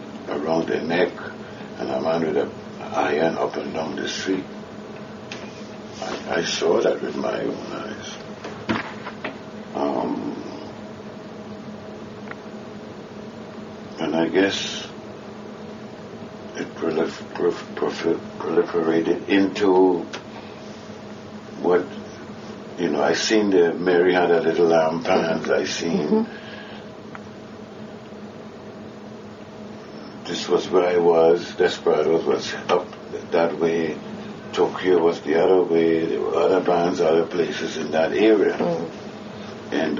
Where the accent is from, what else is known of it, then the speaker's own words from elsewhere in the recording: Port of Spain, Trinidad & Tobago; I was born in Eastport, Spain, which was called Behind the Bridge.